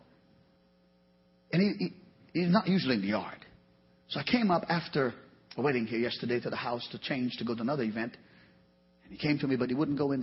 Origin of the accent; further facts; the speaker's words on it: Trinidad & Tobago; moved away; I came from Trinidad, the Caribbean